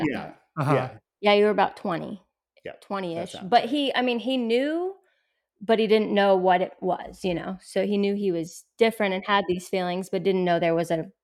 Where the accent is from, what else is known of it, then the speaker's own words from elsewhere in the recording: Orlando, Florida, United States; I grew up in Orlando, which was different. Um, and I moved to our small town.